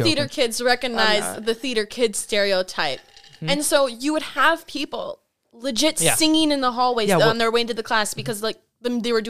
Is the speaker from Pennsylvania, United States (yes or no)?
no; Milwaukee, Wisconsin, United States; I grew up in Milwaukee.